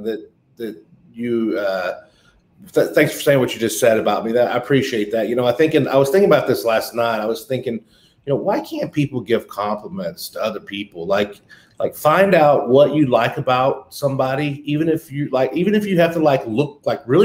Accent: North Richland Hills, Texas, United States; also born or lived in Fort Worth, Texas; I was born 48 years ago in Fort Worth, Texas. I grew up in North Richland Hills, which is a little bit 15 minutes from Fort Worth

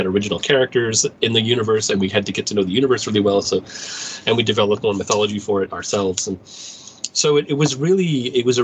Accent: Canada; also born or lived in Montreal; now in Halifax, Canada; I was born in Canada.

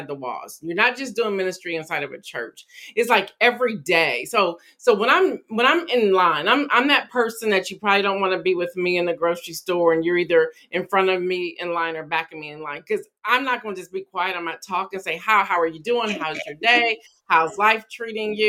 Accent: Columbus, Ohio, United States; moved away as an adult; also born or lived in Atlanta, Georgia; I grew up in Columbus, Ohio

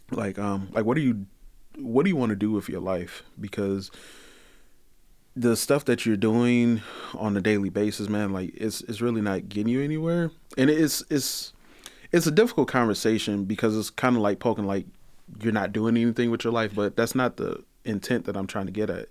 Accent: Detroit, Michigan, United States; also born or lived in Pontiac, Michigan; I grew up in Detroit

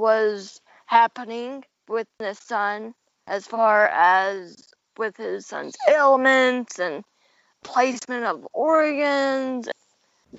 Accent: Kentucky, United States; I'm from Kentucky

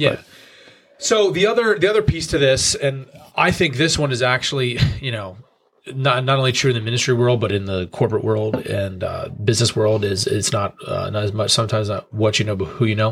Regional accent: New York, United States; moved away as an adult; also born or lived in Colorado; I grew up in churches in New York

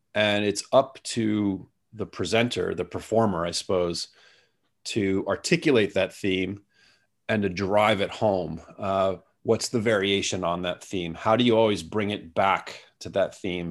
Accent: United States; now in Singapore; I'm an American

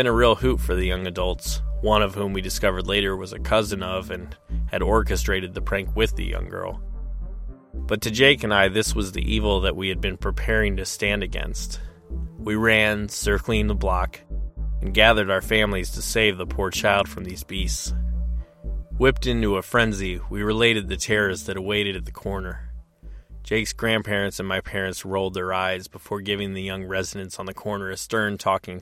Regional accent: Peoria, Illinois, United States; in my hometown of Peoria in 1930

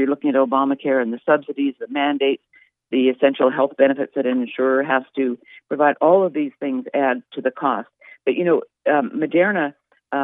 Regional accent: Canada; now in United States; I'm from Canada

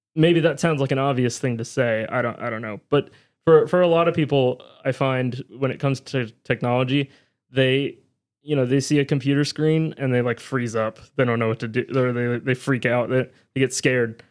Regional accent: near Williamsburg, Virginia, United States; a university, uh, close to my hometown. He was at William Mary University in Williamsburg, Virginia

